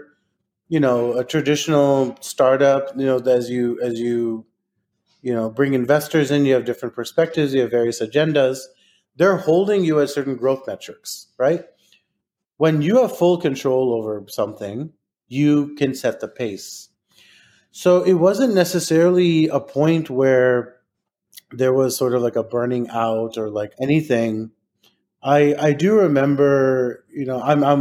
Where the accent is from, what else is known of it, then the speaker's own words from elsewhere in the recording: Texas, United States; I'm from Texas